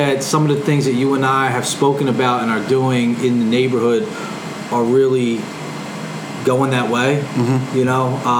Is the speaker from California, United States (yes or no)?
no; Philadelphia, Pennsylvania, United States; growing up in Philly